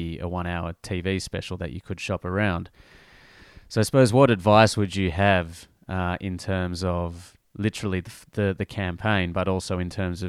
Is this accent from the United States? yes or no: no; Australia; You know, we're both Australian. We both grew up in Australia.